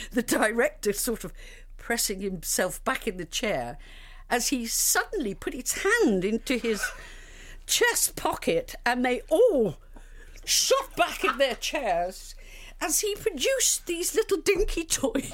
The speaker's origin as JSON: {"language": "English", "town": "Liverpool", "region": "North West England", "country": "United Kingdom", "said": "I was redhead from Liverpool"}